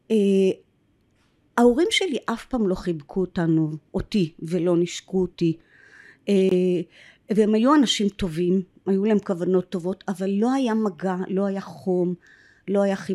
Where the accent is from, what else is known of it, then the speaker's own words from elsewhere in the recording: Jerusalem, Jerusalem District, Israel; born there; אז הסבירו לי שאז בגלל שבית חולים עוד לא היה קיים היו כל מיני אה, מרפאות קטנות בדירות בירושלים ששם הנשים היו יול